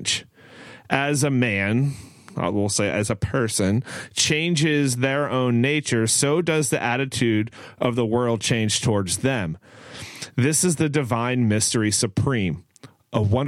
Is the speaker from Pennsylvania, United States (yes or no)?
yes; Pennsylvania, United States; also born or lived in Maryland; growing up in Pennsylvania and Maryland